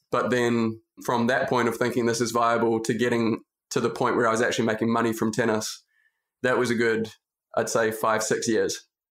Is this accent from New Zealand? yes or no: yes; New Zealand; also born or lived in Auckland, New Zealand; from a very rural place in New Zealand